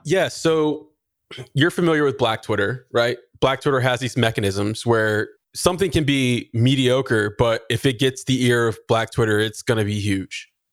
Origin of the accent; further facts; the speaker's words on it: Texas, United States; I'm from Texas